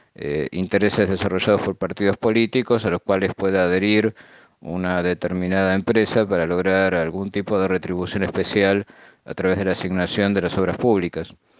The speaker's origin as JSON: {"language": "Spanish", "country": "Argentina", "said": "yo viví en parte todo ese proceso en mi país, en Argentina"}